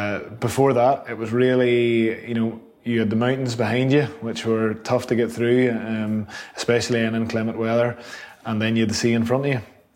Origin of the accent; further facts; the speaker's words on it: Cushendall, Northern Ireland, United Kingdom; I've been so fortunate to grow up in Cushion Doll, Alan. It's a remarkable place. It's obviously well known as part of the Causeway coastal route, and the Antrim Coast Road's